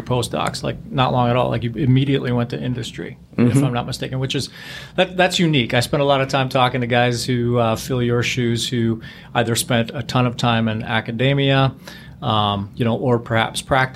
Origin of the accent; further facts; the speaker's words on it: near Buffalo, New York, United States; I grew up near Buffalo, New York